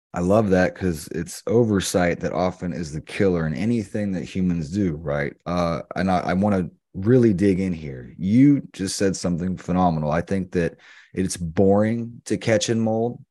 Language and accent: English; the Carolinas, United States; We grew up in the Carolinas